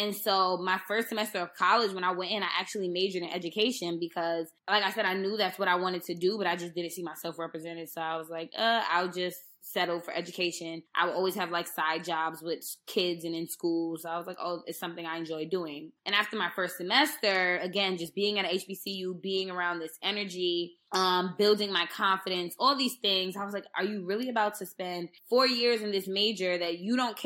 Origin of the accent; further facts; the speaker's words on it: New York, United States; I grew up in New York